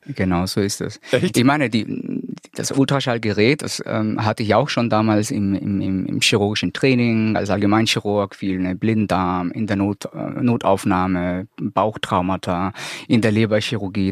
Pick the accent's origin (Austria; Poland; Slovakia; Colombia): Colombia; now in Hamburg, Germany; bin äh, gebürtiger Kolumbianer, lebe aber hier in Deutschland seit 20 Jahren